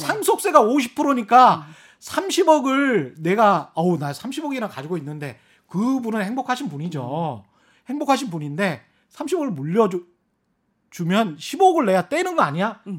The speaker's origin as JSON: {"language": "Korean", "town": "Yeosu", "region": "South Jeolla", "country": "South Korea", "tie": "born or raised there", "said": "제 고향인 요수에도 땅이 있고요"}